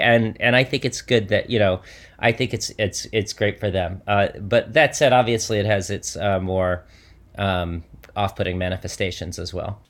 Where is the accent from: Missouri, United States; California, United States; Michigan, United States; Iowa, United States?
Michigan, United States; I grew up in Michigan